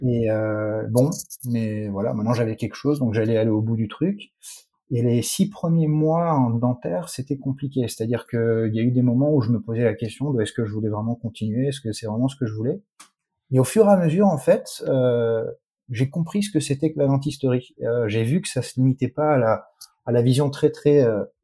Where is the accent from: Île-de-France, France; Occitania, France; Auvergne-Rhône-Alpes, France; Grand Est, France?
Grand Est, France; Strasbourg; moved away as an adult; now in United States; je n'ai jamais vécu en Iran. Non, je suis né, je suis né à Strasbourg